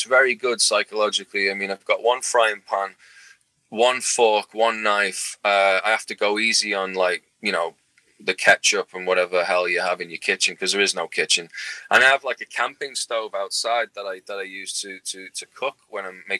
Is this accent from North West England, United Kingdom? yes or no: yes; Liverpool, North West England, United Kingdom; also born or lived in Toronto, Canada; I mean, I was born in Toronto, Canada. Yeah. And when I was 6 months old, I went back to Liverpool.